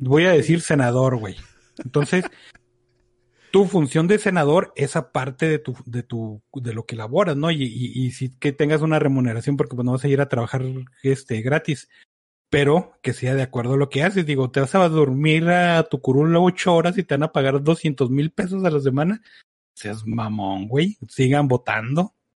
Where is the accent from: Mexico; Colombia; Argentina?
Mexico; como buen mexicano